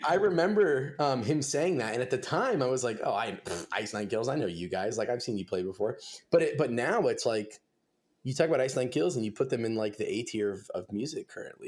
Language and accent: English; Simi Valley, California, United States; I grew up in Los Angeles, uh, I was kinda like, kinda active in that scene down there. I played in a couple bands, um, I'm from a town called Simi Valley.